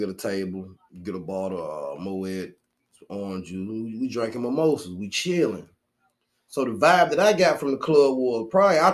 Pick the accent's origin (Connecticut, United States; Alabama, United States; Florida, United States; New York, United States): Alabama, United States; Birmingham; I'm from Birmingham